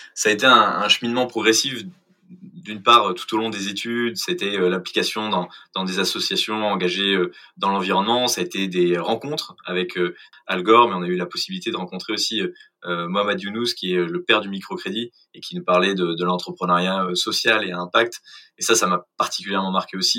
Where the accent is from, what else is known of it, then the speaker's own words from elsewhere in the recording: Clamart, Île-de-France, France; also born or lived in England / Brazil / Mexico; je suis euh, originaire de Clamart, de la banlieue parisienne